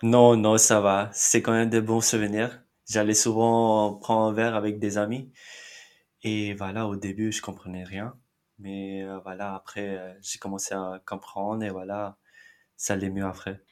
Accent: Mumbai, Maharashtra, India; first language Marathi; French is a second language; moved away as an adult; now in Nantes, France; je suis de Mumbai en Inde

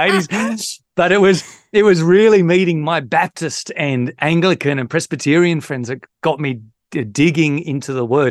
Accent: Victor Harbor, South Australia, Australia; moved away; from Victor Harbour, where I'm from, in South Australia

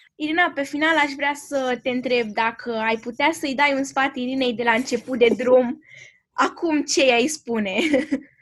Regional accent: Romania; lumea în care am trăit noi ca și români

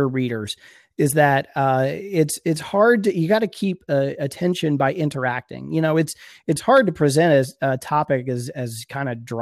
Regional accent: Philadelphia, Pennsylvania, United States; now in Georgia, United States; I grew up just outside of the Philadelphia area for most of my life

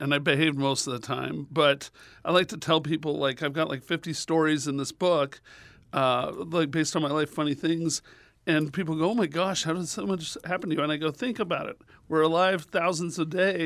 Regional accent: Little Rock, Arkansas, United States; also born or lived in El Cajon, California / Chicago; I grew up from like age 8 or 6 in Little Rock, Arkansas area

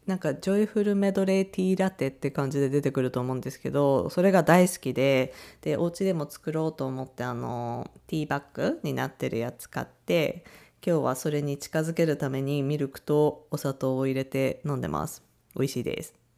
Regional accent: Japan; 日本人 の私

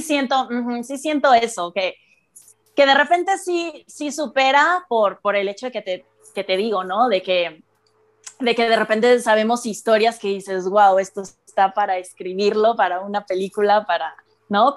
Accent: Mexico City, Mexico; yo soy la única de la Ciudad de México

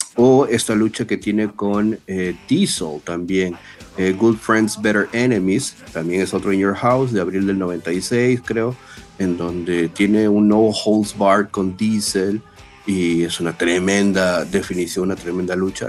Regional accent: Peru; somos este, peruanos

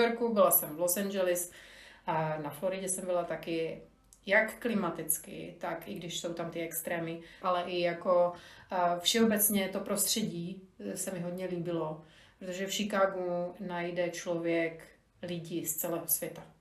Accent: Slovakia; now in Czech Republic; tím, že jsem Slovenka, tak pořád všude jsem náplavka

